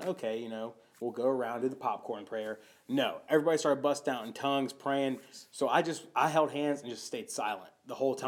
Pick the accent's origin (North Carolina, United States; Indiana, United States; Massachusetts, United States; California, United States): North Carolina, United States; Charlotte; moved away as an adult; now in Norfolk, United States; I grew up in North Carolina